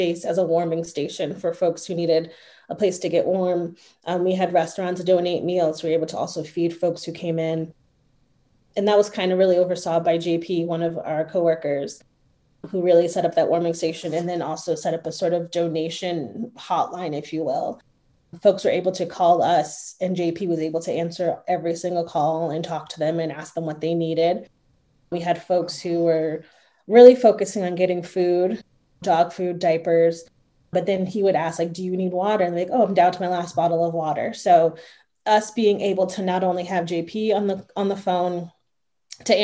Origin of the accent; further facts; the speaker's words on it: Connecticut, United States; now in Austin, United States; I'm from Connecticut, so like I grew up with experiencing snowstorms, but back home we have snow trucks